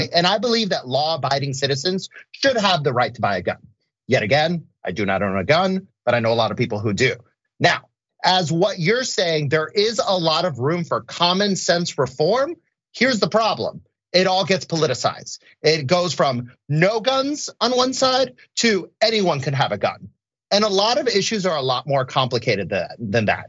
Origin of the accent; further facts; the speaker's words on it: Orlando, Florida, United States; I grew up in Orlando, Florida.